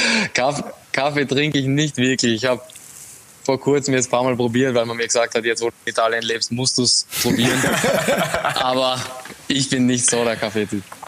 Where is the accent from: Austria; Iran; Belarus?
Austria; now in Italy; ich als Österreicher